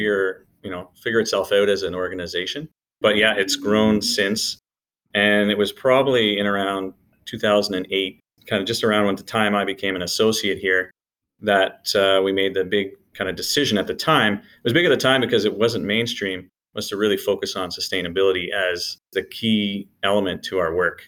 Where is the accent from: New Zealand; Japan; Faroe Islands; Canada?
Canada; Hamilton, Ontario; moved away as an adult; now in Ottawa, Canada; originally from Hamilton, actually. So I grew up in Hamilton and came to Ottawa for university.